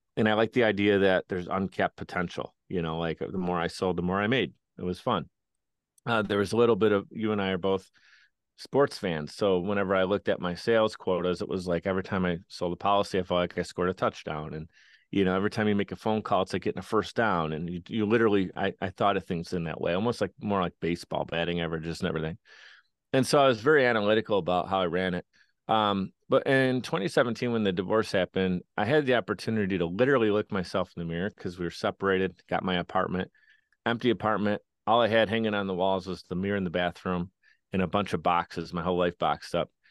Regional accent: Buffalo, New York, United States; I grew up in Buffalo, New York

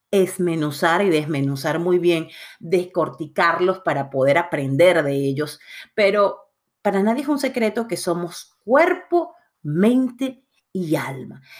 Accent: Puerto Cabello, Carabobo, Venezuela; ese fue el Dios que yo aprendí en el catecismo de de Portocabello, mi ciudad natal en Venezuela, cuando tenía siete años, cuando hice la comunión.

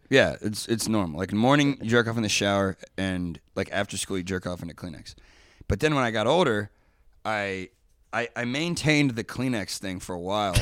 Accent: Dayton, Ohio, United States; moved away; also born or lived in Kentucky; I grew up in Dayton, Ohio

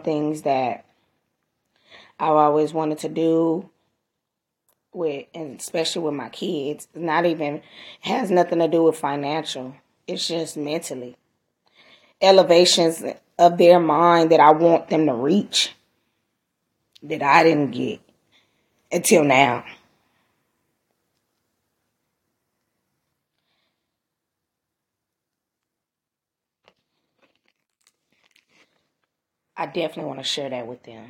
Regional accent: Los Angeles, California, United States; I'm a girl from Watts

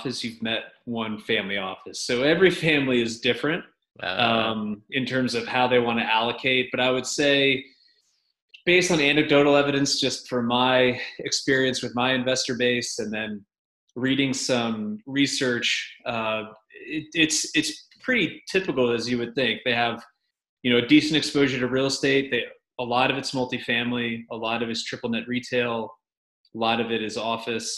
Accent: New York, United States; also born or lived in Connecticut; now in Middle Tennessee, United States; So I'm from New York originally.

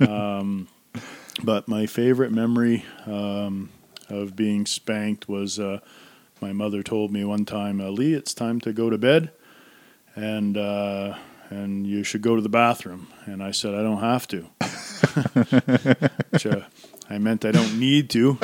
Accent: Centreville, New Brunswick, Canada; also born or lived in Woodstock, New Brunswick; I grew up in Centerville and a small town of about 1,100 people.

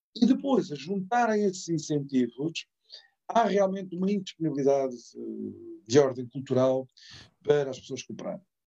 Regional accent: Setúbal, Portugal; Setúbal, da minha terra

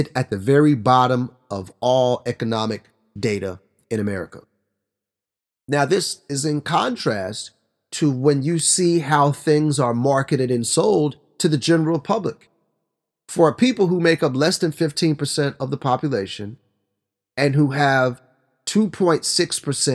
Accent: Oklahoma, United States; my home state of Oklahoma

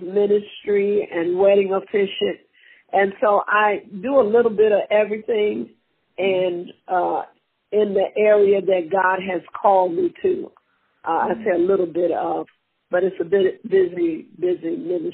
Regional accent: Tennessee, United States; moved away; also born or lived in Mississippi; Born in Mississippi, raised in Tennessee

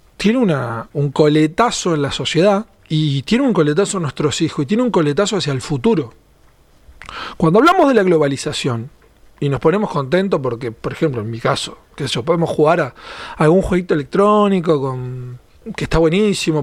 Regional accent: Argentina; como argentino me encantaba

